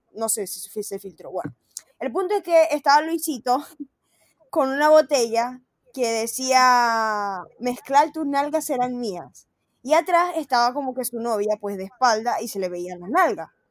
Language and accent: Spanish; Maracaibo, Zulia, Venezuela; moved away; Nosotros somos maracucha